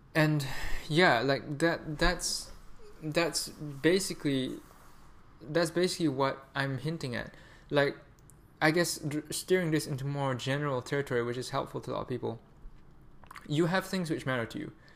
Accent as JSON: {"language": "English", "country": "Malaysia", "also_born_or_lived": "Canada", "moved": "yes", "said": "I'm Malaysian"}